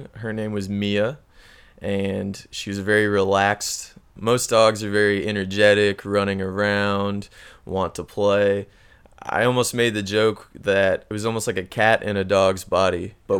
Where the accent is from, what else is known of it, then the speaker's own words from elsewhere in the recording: Missouri, United States; moved away as an adult; now in Chile; growing up in Missouri, it was very common to have snakes around